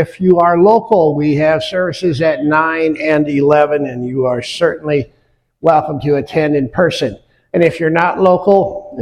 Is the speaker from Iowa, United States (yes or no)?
yes; near Wells Blue Bunny plant, Iowa, United States; now in West Michigan, United States; I grew up near the Wells Blue Bunny, largest ice cream plant in the world